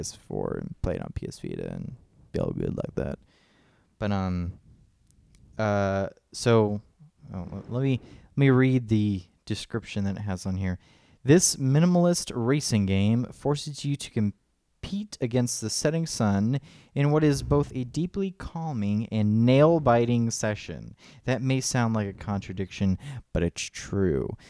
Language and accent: English; Clermont, Florida, United States; now in Alexandria, United States; in our hometown of Claremont, Florida